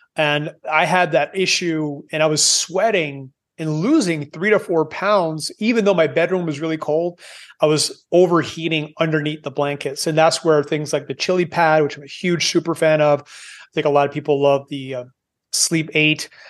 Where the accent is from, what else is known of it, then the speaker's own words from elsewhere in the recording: Canada; moved away as an adult; I am Canadian, I, I've moved away nineteen years ago 'cause I don't like cold.